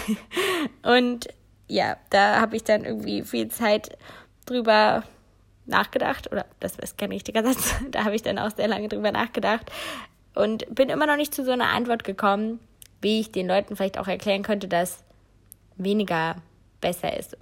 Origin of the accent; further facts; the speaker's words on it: Cologne area, North Rhine-Westphalia, Germany; moved away; Köln ist wirklich meine Heimat